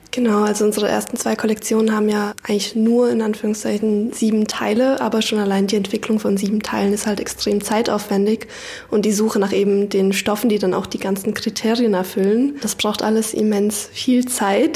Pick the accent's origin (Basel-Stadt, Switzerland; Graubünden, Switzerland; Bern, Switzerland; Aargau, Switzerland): Basel-Stadt, Switzerland; Basel; moved away as an adult; now in Berlin, Germany; Ich komme aus Basel und bin nach Berlin gekommen, um zu studieren